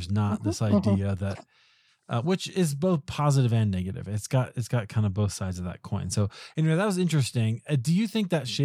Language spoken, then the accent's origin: English; Des Moines, Iowa, United States; now in Colorado, United States; I grew up in the Midwest in Des Moines, Iowa